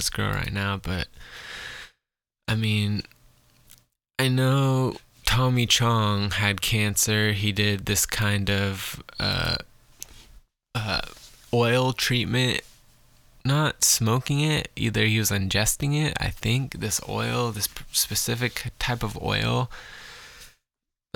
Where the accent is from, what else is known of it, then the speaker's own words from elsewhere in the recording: Scotland, United Kingdom; I'm Scottish